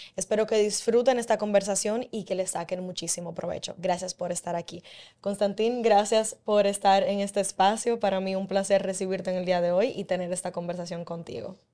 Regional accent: Dominican Republic; como dominicana

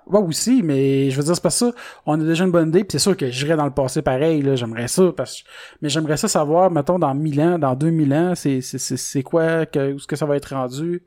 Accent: Salaberry-de-Valleyfield, Quebec, Canada; je viens de Valleyfield

